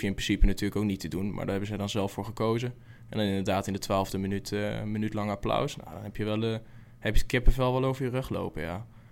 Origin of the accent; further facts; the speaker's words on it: Zevenaar, Gelderland, Netherlands; Waar ik vandaan kom, dat is Zevenaar, is in principe Vitesse-gebied